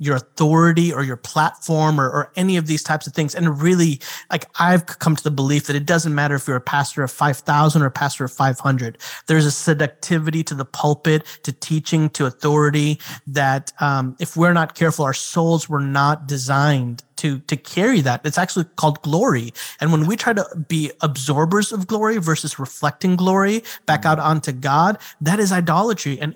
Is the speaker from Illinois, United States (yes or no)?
yes; Chicago, Illinois, United States; moved away; also born or lived in South Carolina; I've got a group of friends that I've known since I was like 8 years old, 7 years old. And we grew up together in Chicago